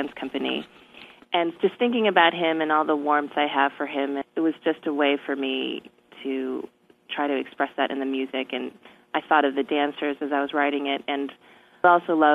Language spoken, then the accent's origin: English; Merrillville, Indiana, United States; also born or lived in North Dakota; I grew up in Merrillville, Indiana, which is about an hour away from Chicago